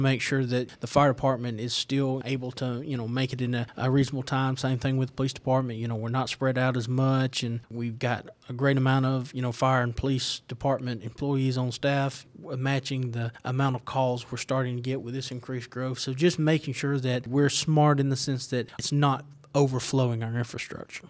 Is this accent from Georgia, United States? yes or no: yes; Winder, Georgia, United States; I'm from Winder. I was raised in Winder